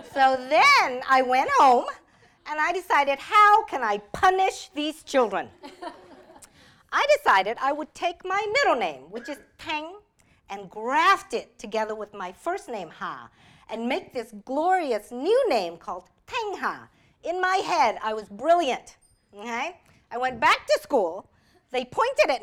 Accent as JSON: {"language": "English", "town": "Montgomery", "region": "Alabama", "country": "United States", "tie": "born or raised there", "also_born_or_lived": "Vietnam / Texas", "second_language": "English", "moved": "yes", "said": "I was raised in Alabama"}